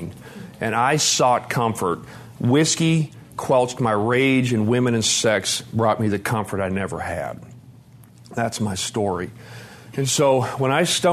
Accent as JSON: {"language": "English", "region": "Montana", "country": "United States", "tie": "born or raised there", "moved": "yes", "lives_now": "Tennessee, United States", "said": "I grew up in a really tough part of Montana"}